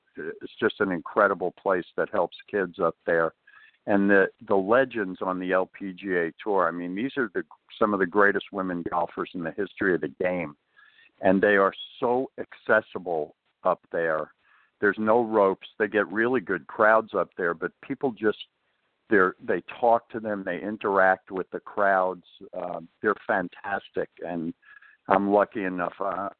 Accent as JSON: {"language": "English", "region": "New York", "country": "United States", "tie": "born or raised there", "said": "we grew up in New York"}